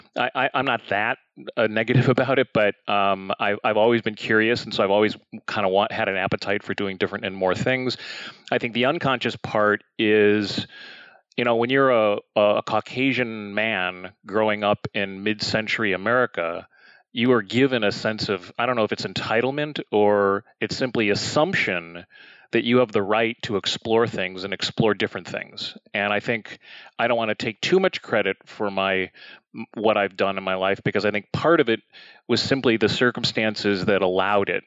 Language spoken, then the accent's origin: English; Chicago, Illinois, United States; moved away as an adult; also born or lived in New York; I grew up in Chicago, which is the the third largest city here in the United States and grew up in the city.